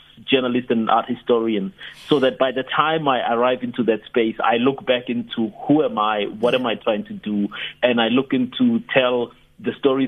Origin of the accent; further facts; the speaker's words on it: South Africa; I grew up in Harankua